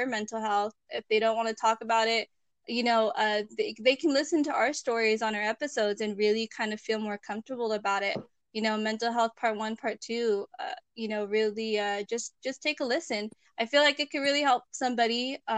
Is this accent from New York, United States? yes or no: no; Chino, California, United States; So I grew up in Chino, which is part of the Inland Empire.